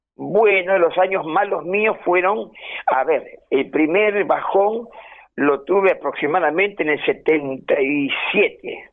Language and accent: Spanish; Buenos Aires, Argentina; yo me crié en Boedo